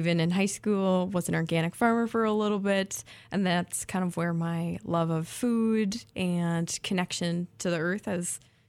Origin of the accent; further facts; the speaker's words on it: Minnesota, United States; moved away as an adult; I am a Minnesotan.